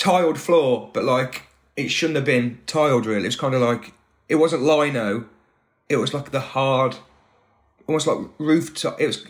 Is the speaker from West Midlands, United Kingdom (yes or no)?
yes; Atherstone, West Midlands, United Kingdom; Atherstone, yeah. So I was born in Nuneaton. That's the nearest hospital. Same hospital as Ken Loach.